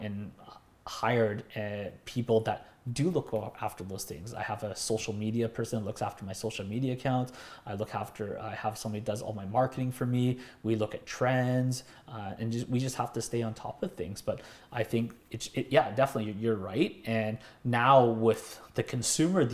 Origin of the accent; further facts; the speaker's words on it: Delta, British Columbia, Canada; also born or lived in North Burnaby; now in Burnaby, Canada; I grew up in North Delta, and now I live in North Burnaby.